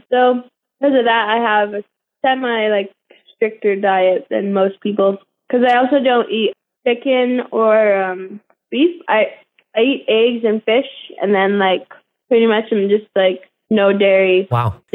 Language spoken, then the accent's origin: English; Canada; now in United States; Yes, I am from Canada.